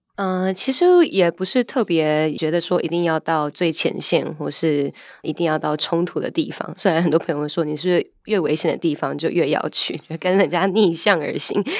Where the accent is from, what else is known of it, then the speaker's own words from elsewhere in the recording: Taiwan; 我是来自台湾的记者